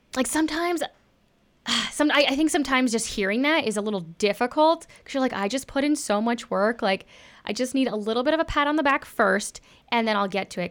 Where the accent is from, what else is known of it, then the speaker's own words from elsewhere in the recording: Texas, United States; I grew up in Texas